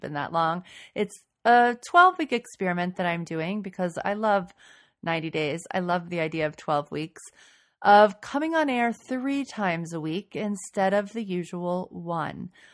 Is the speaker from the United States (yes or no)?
yes; New Orleans, Louisiana, United States; moved away as an adult; now in Boston, United States; I am from New Orleans, and we did say y'all there